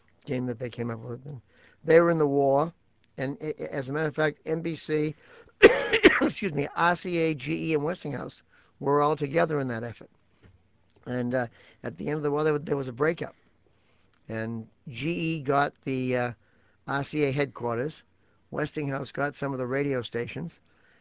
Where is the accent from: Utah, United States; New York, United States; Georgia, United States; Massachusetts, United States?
Massachusetts, United States; Boston; moved away as an adult; also born or lived in Champaign, Illinois / Pittsfield, Massachusetts; I came from Boston